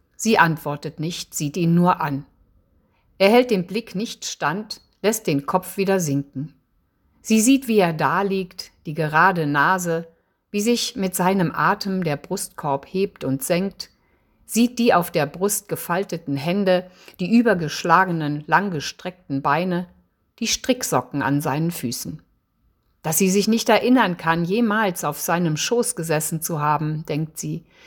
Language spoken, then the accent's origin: German; Eifel, Rhineland-Palatinate, Germany; moved away as an adult; now in Freiburg im Breisgau, Germany; Ich komme aus der Eifel, bin 1961 dort geboren und aufgewachsen.